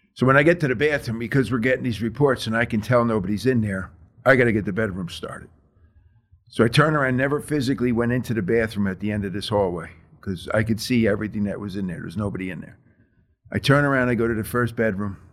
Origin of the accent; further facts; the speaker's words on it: New Jersey, United States; also born or lived in Texas; I grew up in Jersey.